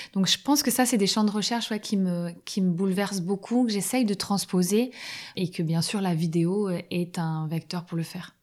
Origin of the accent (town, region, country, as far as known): France